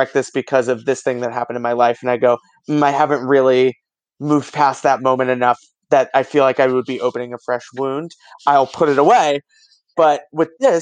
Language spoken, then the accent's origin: English; Massachusetts, United States; my home state of Massachusetts